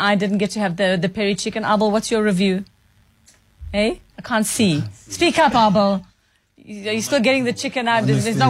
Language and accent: English; Durban, KwaZulu-Natal, South Africa; I'm from Durban